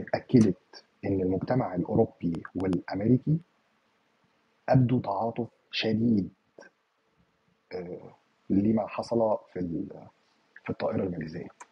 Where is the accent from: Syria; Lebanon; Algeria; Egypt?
Egypt; عندنا في مصر